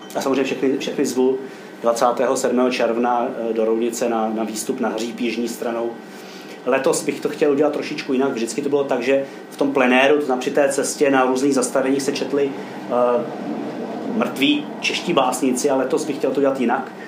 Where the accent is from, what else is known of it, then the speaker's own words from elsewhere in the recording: Roudnice nad Labem, Ústí nad Labem Region, Czechia; also born or lived in Kyjov; já žiju v rovnici od svých dvou let